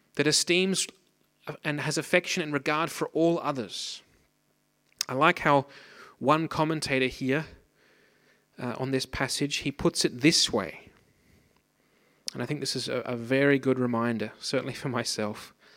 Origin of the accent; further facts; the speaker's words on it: Australia; moved away; I grew up in Australia, as you might be able to hear from my outrageous accent. I grew up on the Pacific coast